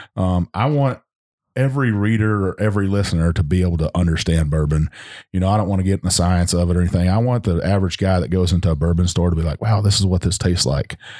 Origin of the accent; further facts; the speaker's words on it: Texas Hill Country, United States; moved away; I'm from Hill, Hill Country, and that's, Lukenbach, Texas